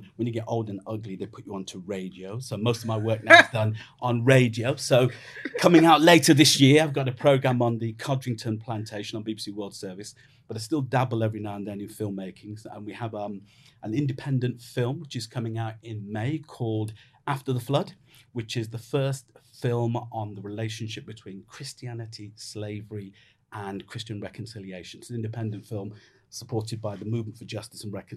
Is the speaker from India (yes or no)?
no; Jamaica; now in United Kingdom; I'm a Jamaican